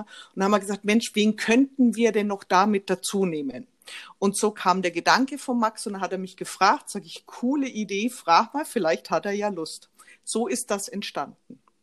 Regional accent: Nuremberg, Bavaria, Germany; Ich lebe in der Nähe von Nürnberg mit meiner Familie. Bin, ähm, in Nürnberg auch geboren

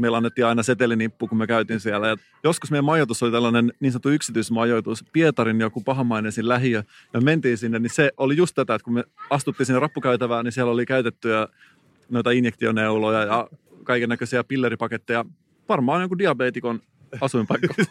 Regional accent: Salo, Southwest Finland, Finland; moved away; mä oon kotoisin Salosta

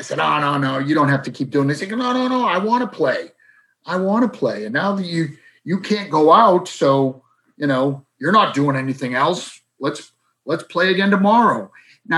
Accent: Boston, Massachusetts, United States; a man who I grew up with in South Boston

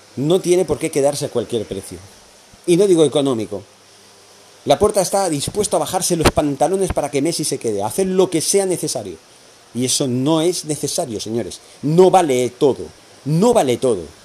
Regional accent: Catalonia, Spain; en mi país, en Cataluña

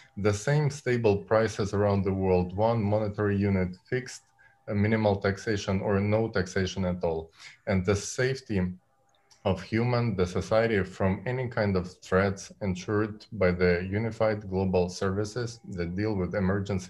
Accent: Ukraine; I'm coming from Ukraine

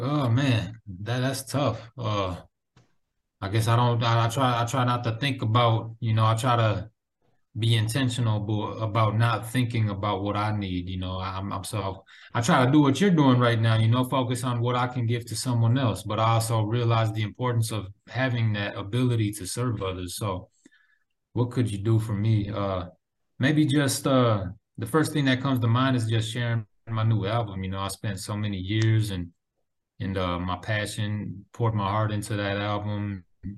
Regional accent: Minneapolis, Minnesota, United States; now in St. Paul, United States; I actually live in St. Paul right now, but I'm from Minneapolis, Minnesota

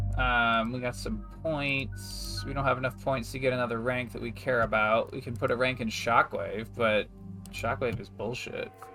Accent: United States; I'm an American

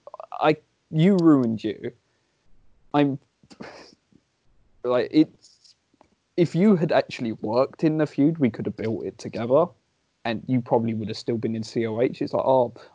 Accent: England, United Kingdom; As any Englishman would

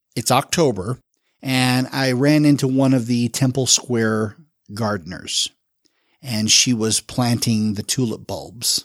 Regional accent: Salt Lake City, Utah, United States; also born or lived in Jacksonville, Florida; I've lived in Salt Lake for the better part of thirty years. So I call myself a native, but I was born in Florida

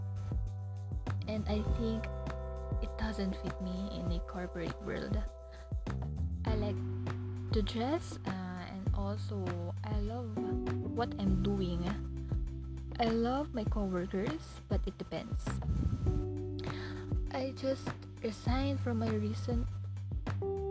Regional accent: Philippines; also born or lived in Manila; I'm from the Philippines

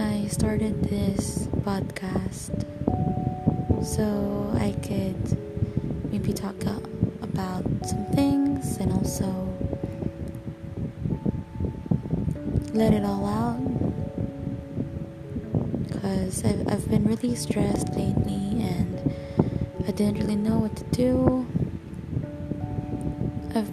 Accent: Philippines; English is a second language; I'm a Filipino

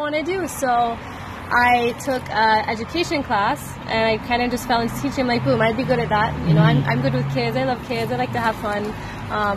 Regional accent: Dallas, Texas, United States; moved away; I'm actually from Dallas

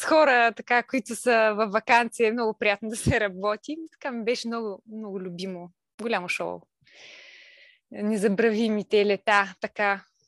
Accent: Kalipetrovo, Silistra Province, Bulgaria; moved away as an adult; also born or lived in Veliko Tarnovo; now in Burgas, Bulgaria; съм от Силистра, Силистринско село

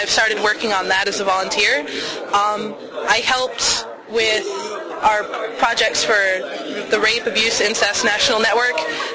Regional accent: Goodrich, Michigan, United States; also born or lived in Houston, Texas; I was born in Houston, Texas, but I've been raised in Goodrich, Michigan

